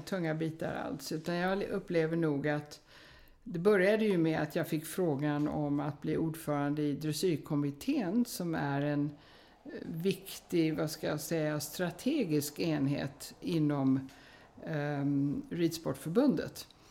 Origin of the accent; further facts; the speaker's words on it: United States; moved away; jag hade då ridit en hel del på westernhästar i USA där jag växte upp